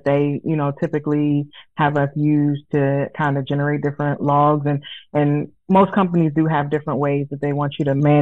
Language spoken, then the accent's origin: English; Prince George's County, Maryland, United States; moved away